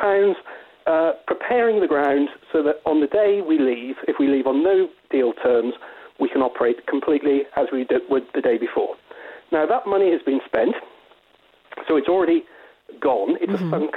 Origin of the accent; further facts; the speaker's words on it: United Kingdom; I'm a Brexiteer and I'm British and I work for British Airline